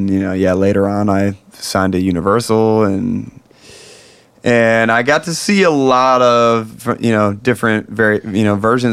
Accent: Ann Arbor, Michigan, United States; also born or lived in Detroit; now in Los Angeles, United States; the street that I grew up on in Detroit or in Ann Arbor, which is Hawthorne Road

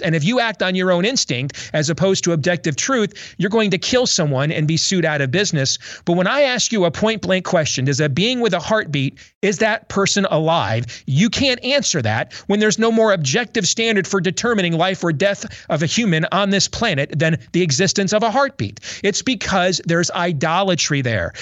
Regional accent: Iowa, United States; my home state

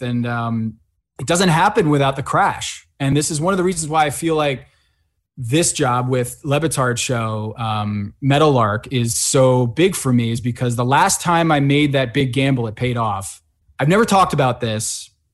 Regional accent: Connecticut, United States; also born or lived in Sao Paulo, Brazil; I grew up in Connecticut.

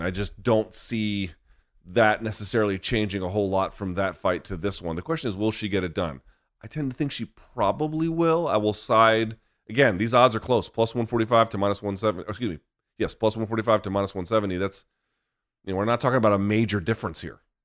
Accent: Washington, District of Columbia, United States; here in my hometown in D C

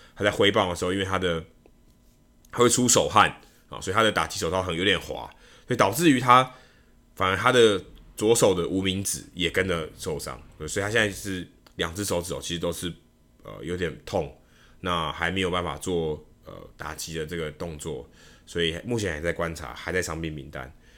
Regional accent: Taiwan; 我说：“哦，当然，我们台湾人，我们台湾的记者，所以我们当然都知道他两个是台湾人。”

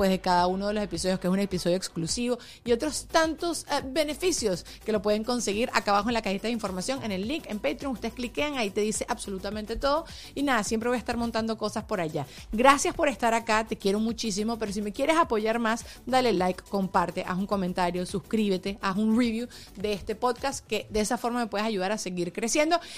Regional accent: Caracas, Capital District, Venezuela; Soy venezolana, caraqueña.

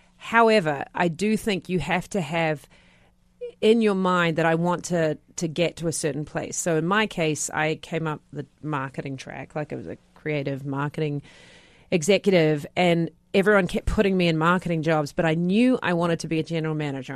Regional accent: New Zealand; moved away; I'm a Kiwi.

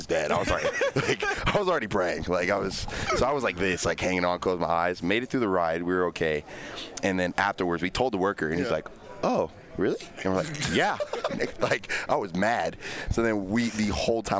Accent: Texas, United States; I'm from Texas

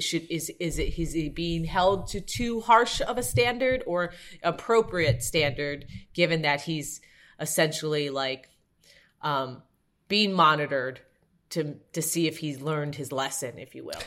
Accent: Evanston, Illinois, United States; I went to Northwestern, and I grew up in Evanston, where Northwestern is

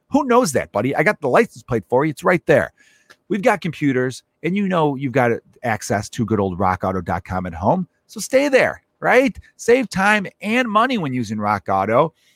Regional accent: Chicago, Illinois, United States; also born or lived in Los Angeles; I grew up in Chicago my whole life, but for three years, I lived in Los Angeles, twenty fourteen to twenty seventeen

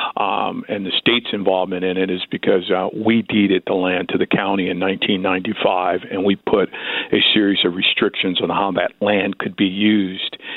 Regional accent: Gardena, California, United States; I grew up in the South Bay, just three miles east of there in Gardena

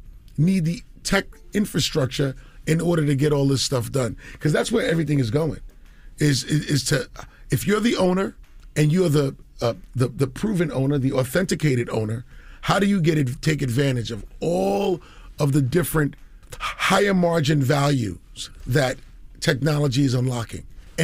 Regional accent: Queens, New York, United States; because I'm a kid from Queens, 5 colleges in 2 years, didn't graduate

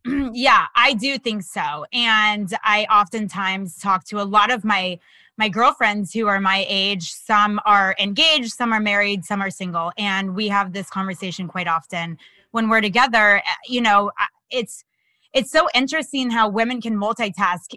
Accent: Florida, United States; also born or lived in Los Angeles; now in New York, United States; I'm from Florida originally.

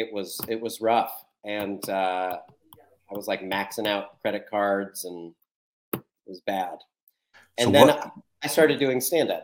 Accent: Columbus, Ohio, United States; moved away; I'm from Columbus, Ohio.

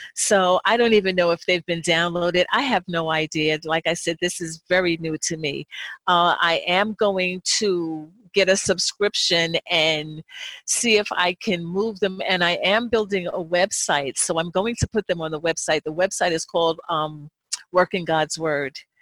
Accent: New Jersey, United States; I grew up in New Jersey

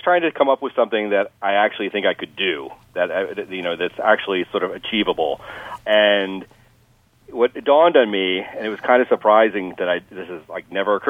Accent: Rhode Island, United States; born there; I was born in Rhode Island and on a naval base, of all things.

